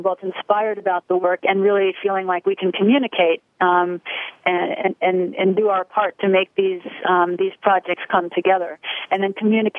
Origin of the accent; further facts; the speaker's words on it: Long Island, New York, United States; I grew up on Long Island